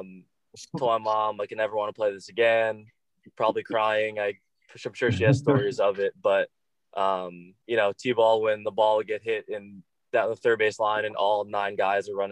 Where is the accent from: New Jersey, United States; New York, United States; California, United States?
New York, United States; Long Island; also born or lived in Massachusetts; I was actually born in Massachusetts, family in Connecticut and Massachusetts, and then moved to Long Island when I was 3